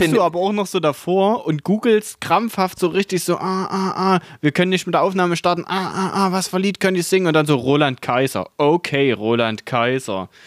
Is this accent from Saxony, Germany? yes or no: yes; Eibenstock, Saxony, Germany; Ich komme ja aus Eibenstock, ne?